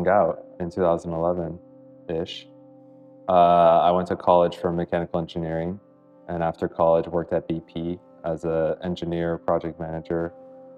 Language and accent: English; South Florida, United States; I grew up in South Florida, so back here